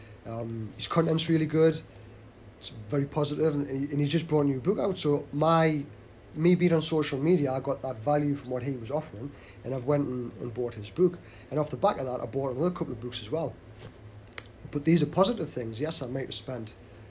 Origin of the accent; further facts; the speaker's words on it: the Northeast, North East England, United Kingdom; we're from the Northeast